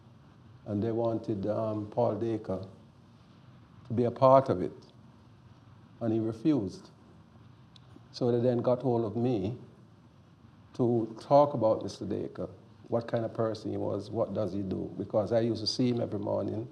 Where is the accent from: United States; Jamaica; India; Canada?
Jamaica; I'm a Jamaican.